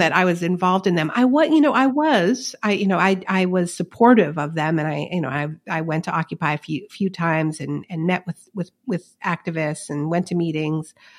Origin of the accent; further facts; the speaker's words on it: Montreal, Quebec, Canada; my hometown of Montreal